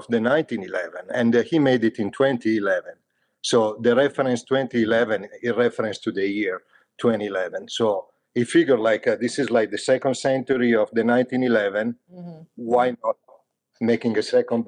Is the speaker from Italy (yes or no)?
yes; Italy; English is a second language; moved away as an adult; now in Dayton, United States; I am from Italy. As you can hear, I wasn't born in Dayton. You can clearly pick it up from my accent